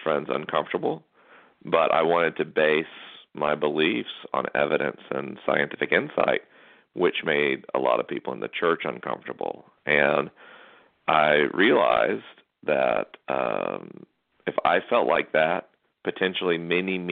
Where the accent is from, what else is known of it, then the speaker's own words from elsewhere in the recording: North Florida, United States; I'm from North Florida